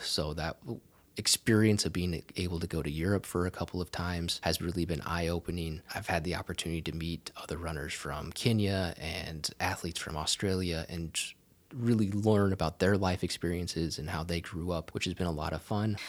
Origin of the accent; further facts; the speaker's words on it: southwest Iowa, United States; moved away as an adult; also born or lived in Auburn, Alabama; now in Texas, United States; I grew up on a small, uh, farm in southwest Iowa